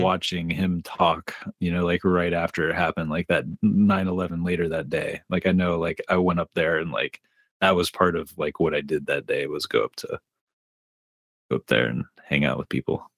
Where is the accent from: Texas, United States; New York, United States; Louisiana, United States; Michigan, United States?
Michigan, United States; Dearborn; we moved from Dearborn out into rural Michigan